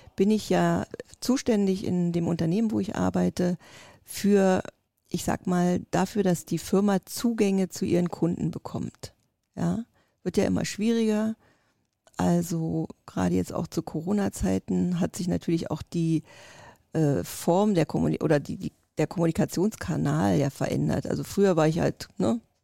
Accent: East Germany, Germany; also born or lived in Russia; ich bin noch ein Kind des Ostens

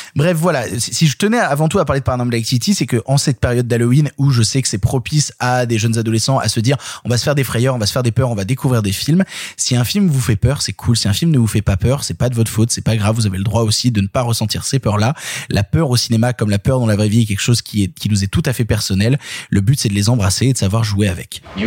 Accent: Vienne, Auvergne-Rhône-Alpes, France; je viens de Vienne, à la base. Vienne, qui est une, petite ville

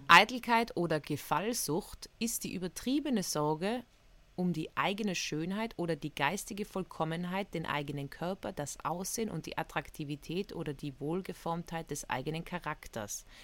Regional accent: Innsbruck, Tyrol, Austria; Ich bin ja aufgewachsen in Tirol, in Innsbruck

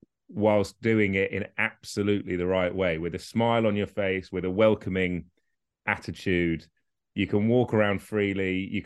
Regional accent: Somerset, South West England, United Kingdom; moved away as an adult; now in London, United Kingdom; the happiest years of my life were, without a shadow of a doubt, growing up in Somerset with my mates. That involved playing rugby for Somerton, playing cricket for Kingston, going to watch football at Huish.

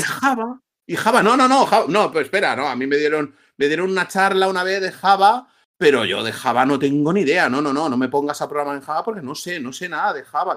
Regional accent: Barcelona, Catalonia, Spain; also born or lived in Madrid; now in Valencia, Spain; yo soy de Barcelona

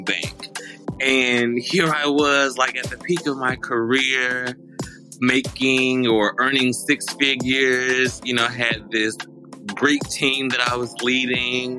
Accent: Charlotte, North Carolina, United States; moved away as an adult; also born or lived in Washington, D.C. / New York City; now in Los Angeles, United States; I am originally from Charlotte, North Carolina

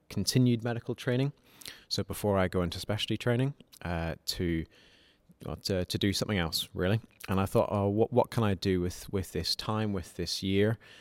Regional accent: Malawi; moved away as an adult; now in Nottingham, United Kingdom; I came from Malawi, where I'd grown up, and I came to study medicine at University of Nottingham.

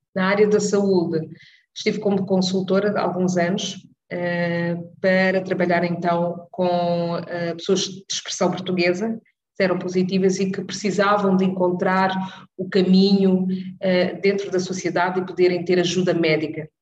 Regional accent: Cape Verde; now in Netherlands; sendo eu cabo-verdiana

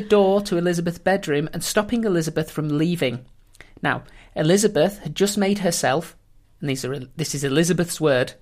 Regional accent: England, United Kingdom; we being the English

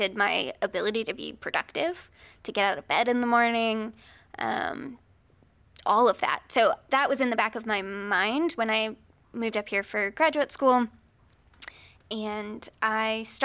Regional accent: Virginia Beach, Virginia, United States; I'm from Virginia Beach

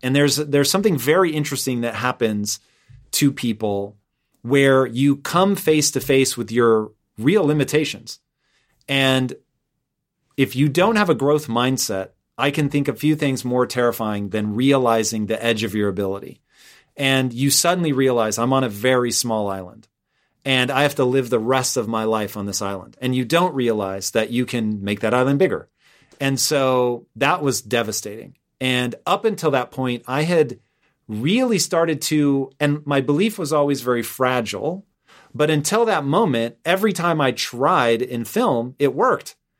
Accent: Tacoma, Washington, United States; moved away as an adult; also born or lived in Los Angeles; I grew up in Tacoma. My address was Tacoma. But in reality, I was closer to Puyallup.

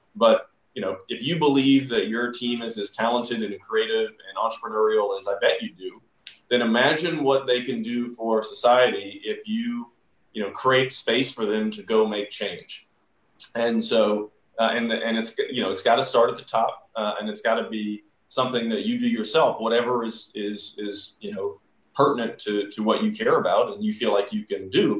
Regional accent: Georgia, United States; moved away; growing up in the South

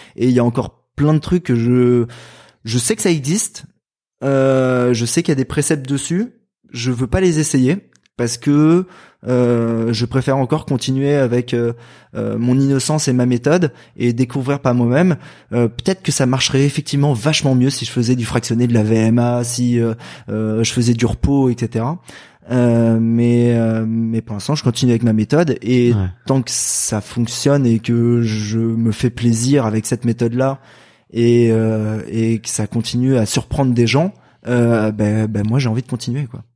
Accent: Val-de-Marne, Paris region, Île-de-France, France; moi je viens du Val-de-Marne, dans le 94, en région parisienne

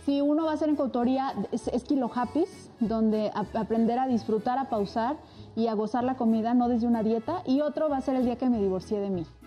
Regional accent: Rioverde, San Luis Potosí, Mexico; de Río Verde, que es donde yo nací

